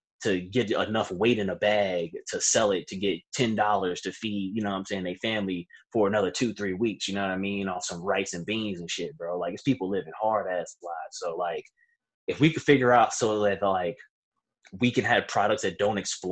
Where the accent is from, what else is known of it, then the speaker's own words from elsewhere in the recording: Virginia, United States; I'm from Virginia